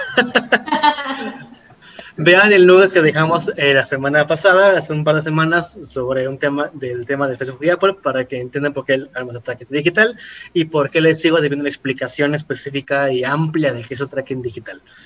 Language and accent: Spanish; Ecatepec, State of Mexico, Mexico; soy de Catepec